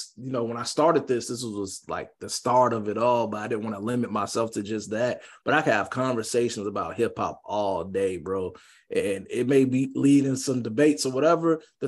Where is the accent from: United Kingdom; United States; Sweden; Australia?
United States; Jacksonville, Florida; I'm from Jacksonville